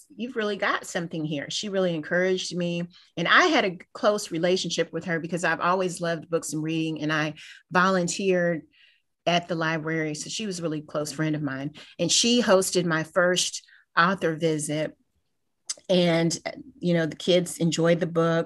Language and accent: English; Kentucky, United States; moved away as an adult; now in Houston, United States; I'm originally from Kentucky. I'm not from Houston